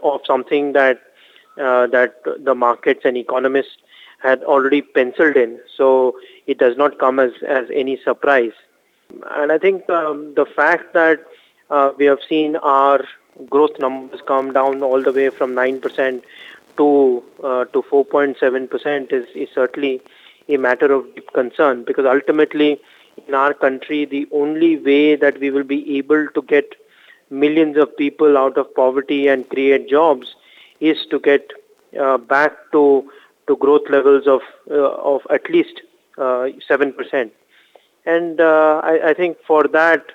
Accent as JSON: {"language": "English", "country": "India", "said": "it is a tough time as an Indian consumer"}